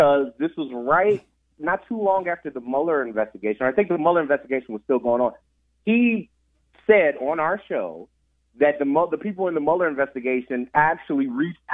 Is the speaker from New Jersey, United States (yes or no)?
no; Cleveland, Ohio, United States; I'm from Collinwood